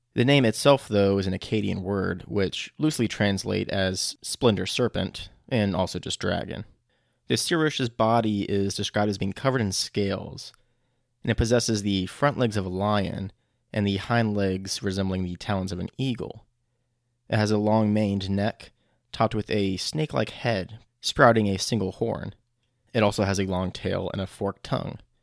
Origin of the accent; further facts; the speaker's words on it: United States; as an American